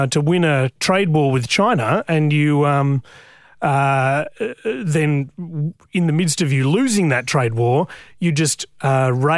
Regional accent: Newcastle, New South Wales, Australia; I grew up in Newcastle

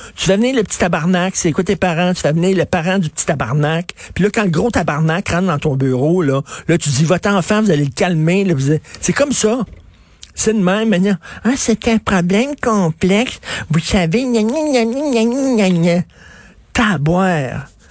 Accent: Montreal, Quebec, Canada; Je viens de Verdun, c'est un endroit qui était très tough. À Verdun, il fallait que tu te battes

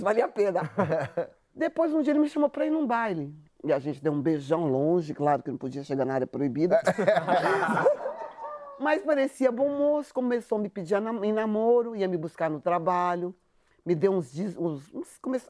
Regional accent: São Paulo, Brazil; eu sou da periferia de São Paulo

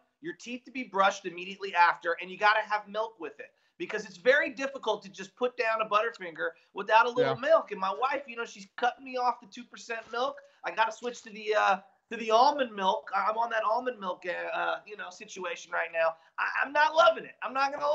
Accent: San Francisco, California, United States; I'm an Irish Catholic and growing up in San Francisco as a high schooler

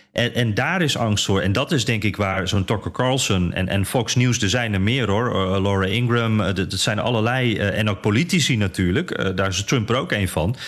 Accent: Netherlands; als Nederlander

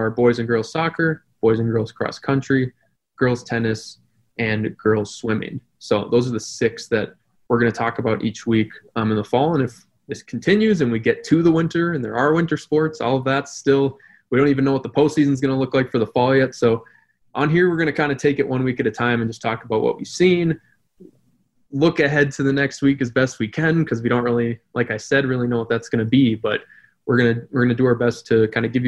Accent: New Hope, Minnesota, United States; also born or lived in River Falls, Wisconsin; now in St. Cloud, United States; I was from New Hope, Minnesota. It's the town that borders Crystal. Brian and I actually went to the same elementary school

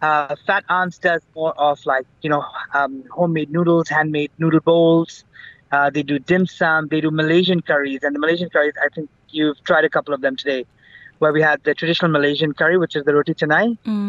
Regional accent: Bangkok, Thailand; also born or lived in Hong Kong; Growing up in Bangkok, born in a traditionally Indian family that's raised in the Far East. So Bangkok, Hong Kong, all over the place.

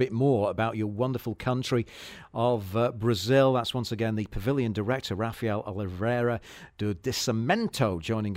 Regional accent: Manchester, North West England, United Kingdom; I'm from Manchester in the UK, which is steeped in footballing tradition.

